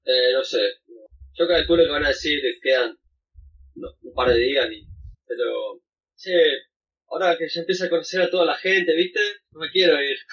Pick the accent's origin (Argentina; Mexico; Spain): Argentina; moved away as an adult; now in New Zealand; volver a Argentina